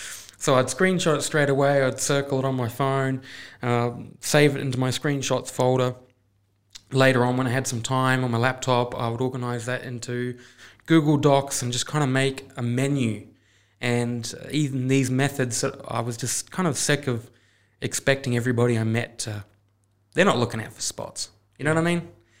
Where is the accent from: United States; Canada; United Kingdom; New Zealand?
New Zealand; It's like when I was growing up in New Zealand, I was riding motorbikes, and I'd just do little trips with my family